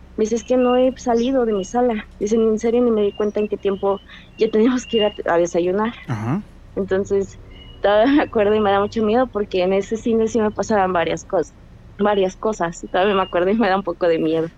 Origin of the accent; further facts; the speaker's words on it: Cuernavaca, Morelos, Mexico; De Cuernavaca, Morelos